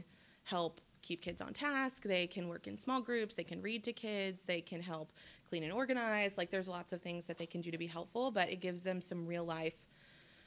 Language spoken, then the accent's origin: English; Memphis, Tennessee, United States; now in Bryant, United States; I'm originally from Memphis, Tennessee, and that's where I went to school